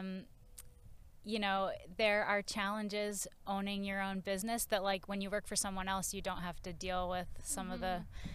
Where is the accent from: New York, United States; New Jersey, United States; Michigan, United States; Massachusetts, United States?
Massachusetts, United States; moved away as an adult; also born or lived in Maine / San Francisco; I grew up in Massachusetts